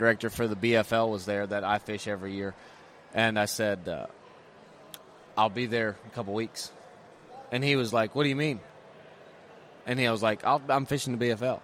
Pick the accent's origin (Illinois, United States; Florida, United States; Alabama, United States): Alabama, United States; Guntersville; growing up on Gundersville